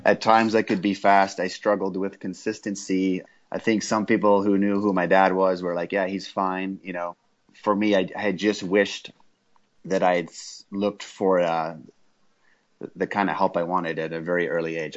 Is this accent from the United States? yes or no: no; South Africa; I was born in South Africa and grew up in a racing family there while my dad was racing